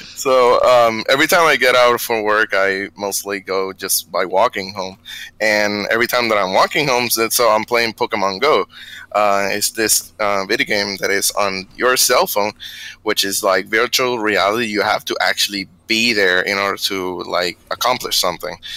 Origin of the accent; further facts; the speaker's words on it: Bayamón, Puerto Rico; moved away as an adult; now in Texas, United States; I'm from Puerto Rico, Bayamon